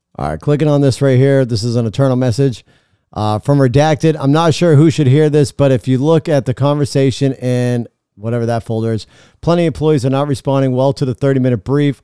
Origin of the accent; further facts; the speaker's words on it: United States; we as American people